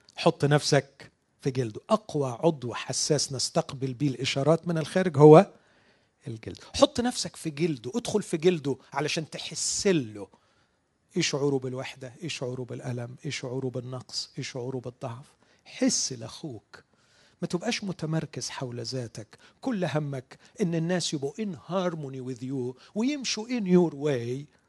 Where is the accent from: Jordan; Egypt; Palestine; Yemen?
Egypt; عندنا في مصر